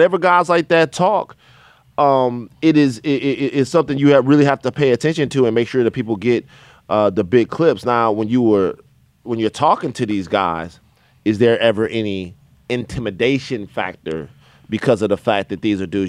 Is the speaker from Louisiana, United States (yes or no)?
yes; Louisiana, United States; And I'm already like I'm from Louisiana, so in my mind, you know, Jay Prince is a deity, right?